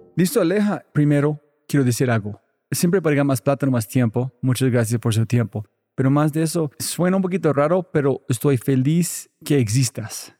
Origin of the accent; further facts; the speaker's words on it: United States; soy gringo